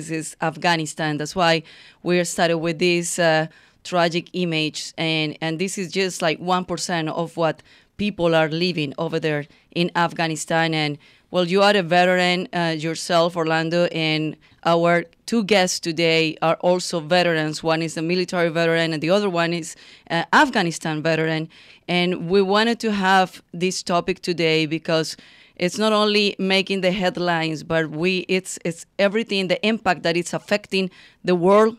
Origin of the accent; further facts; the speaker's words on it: Colombia; now in United States; I am from Colombia